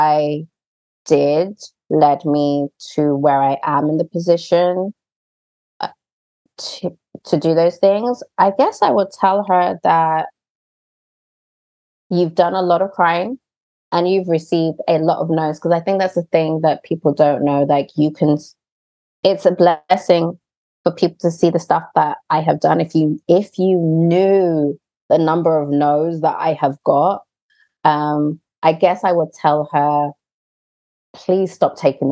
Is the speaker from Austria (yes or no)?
no; United Kingdom; I'm British. Mm. I'm Black British